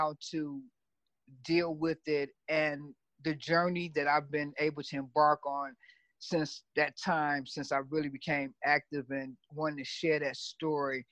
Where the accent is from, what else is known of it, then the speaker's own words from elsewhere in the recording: Chicago, Illinois, United States; moved away as an adult; now in Los Angeles, United States; I'm born and raised in Chicago